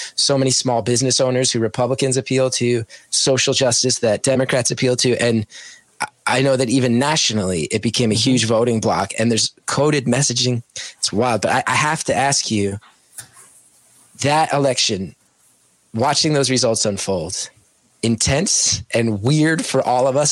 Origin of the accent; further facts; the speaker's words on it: West Orange, New Jersey, United States; now in Morris County, United States; I grew up on Allen Street in ah. West Orange